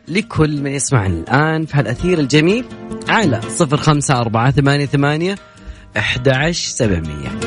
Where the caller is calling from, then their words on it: Al-Ahsa, Eastern Province, Saudi Arabia; انا بكلمك من الاحساء